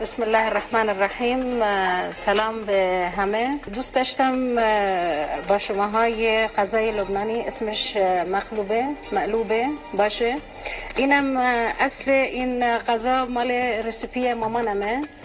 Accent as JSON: {"language": "Persian", "country": "Iran", "said": "ما از ایران اومدیم"}